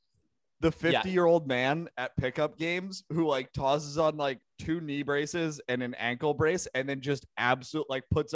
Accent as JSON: {"language": "English", "town": "Georgetown", "region": "Massachusetts", "country": "United States", "said": "if someone was like, yo, where are you from? And you were like, Georgetown"}